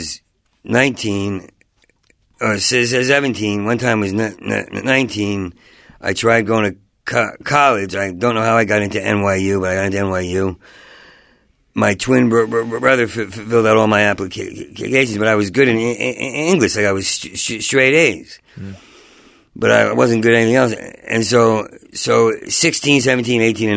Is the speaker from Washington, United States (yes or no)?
no; Asbury Park, New Jersey, United States; moved away; I grew up in New Jersey, in Asbury Park